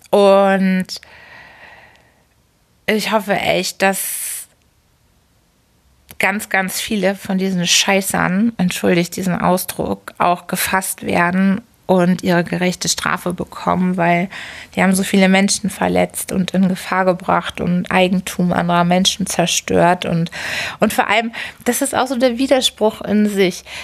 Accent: Hamburg, Germany; Und also ich muss echt sagen, als Hamburgerin, ich finde Bonn ganz schön spießig.

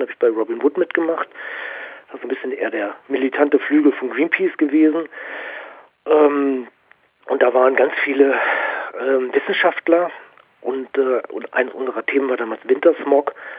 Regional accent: Dortmund, North Rhine-Westphalia, Germany; bin ich natürlich auch im, im Ruhrpott groß geworden

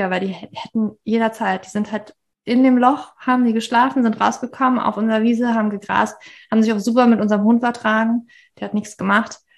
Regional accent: Berlin, Germany; born there; ich bin eigentlich nicht in Berlin aufgewachsen. Ich bin nicht aus Berlin. Ich bin in Berlin geboren.

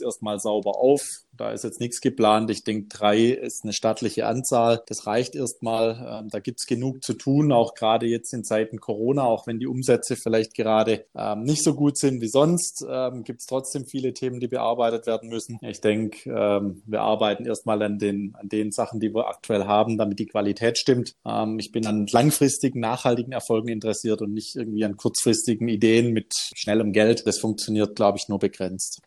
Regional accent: Benningen am Neckar, Baden-Württemberg, Germany; im eigenen Ort bei uns in Benningen im Landkreis Ludwigsburg

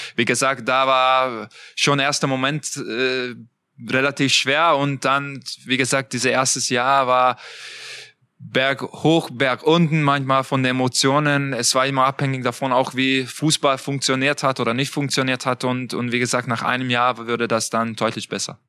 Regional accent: Budapest, Hungary; German is a second language; moved away as an adult; now in Leipzig, Germany; ich komme aus Budapest. Ähm, mein Heimat ist natürlich äh, weiterhin Ungarn

